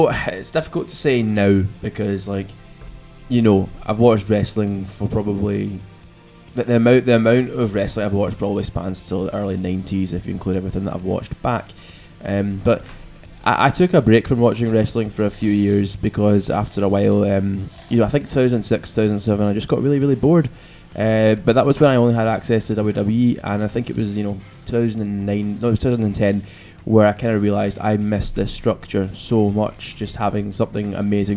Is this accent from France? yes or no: no; Glasgow, Scotland, United Kingdom; we're from Glasgow